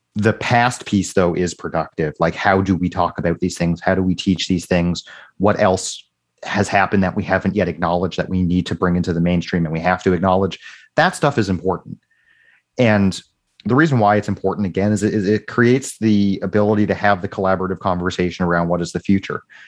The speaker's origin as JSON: {"language": "English", "country": "United States", "tie": "born or raised there", "moved": "yes", "lives_now": "Canada", "said": "in Canada and the United States where I grew up"}